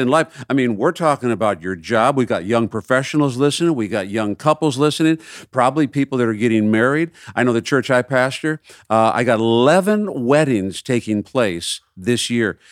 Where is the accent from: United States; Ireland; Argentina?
United States; Minneapolis, Minnesota; growing up in Minneapolis